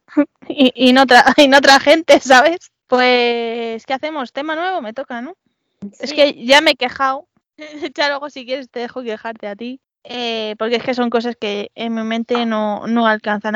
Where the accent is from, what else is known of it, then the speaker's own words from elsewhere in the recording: Madrid, Community of Madrid, Spain; mi orgullo madrileño